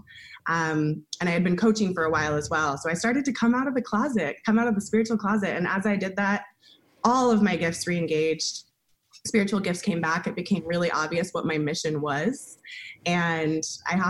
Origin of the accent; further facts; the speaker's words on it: Silicon Valley, California, United States; I grew up in Silicon Valley.